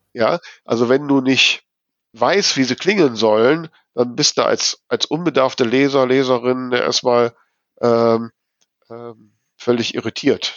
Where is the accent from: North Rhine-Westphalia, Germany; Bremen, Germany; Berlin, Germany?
North Rhine-Westphalia, Germany; ich bin halt hier, ja, am Niederrhein groß geworden